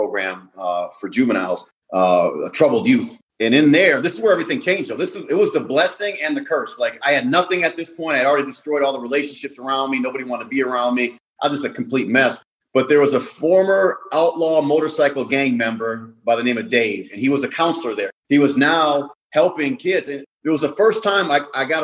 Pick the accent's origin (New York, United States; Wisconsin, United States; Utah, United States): Wisconsin, United States; Milwaukee; also born or lived in Chicago; I grew up in Milwaukee, on the south side of Milwaukee